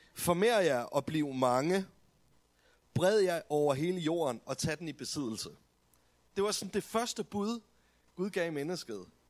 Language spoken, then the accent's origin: Danish; Denmark